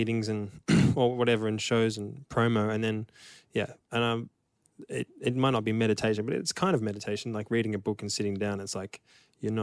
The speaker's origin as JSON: {"language": "English", "town": "Melbourne", "region": "Victoria", "country": "Australia", "tie": "born or raised there", "said": "in Melbourne when we played our last show, which was my hometown"}